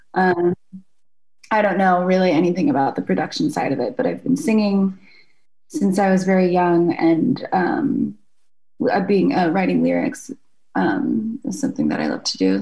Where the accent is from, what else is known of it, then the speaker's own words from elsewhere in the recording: Jacksonville, Florida, United States; moved away; also born or lived in Shrewsbury, New Jersey; I lived in Jacksonville, Florida from the time I was five on. So that's home for me. And my parents are still in the house that I grew up in.